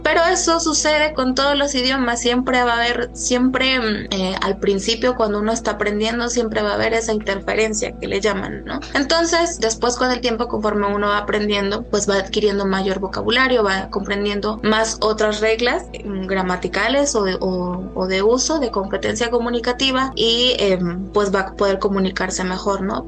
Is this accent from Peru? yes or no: no; Mexico; las lenguas que tenemos en México